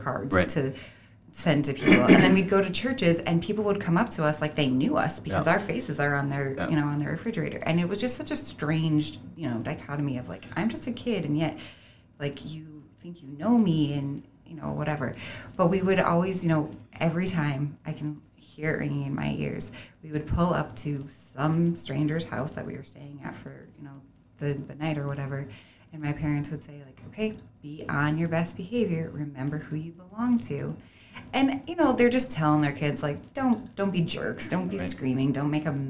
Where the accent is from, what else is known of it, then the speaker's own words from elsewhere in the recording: Munster, Indiana, United States; I grew up in Munster